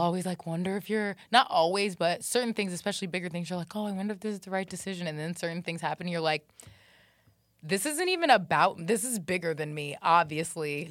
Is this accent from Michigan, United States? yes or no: no; Jacksonville, Florida, United States; I grew up in Jacksonville, Florida